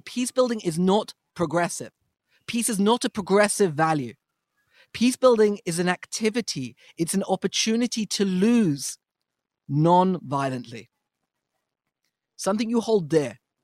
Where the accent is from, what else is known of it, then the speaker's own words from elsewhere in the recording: United States; As American Jews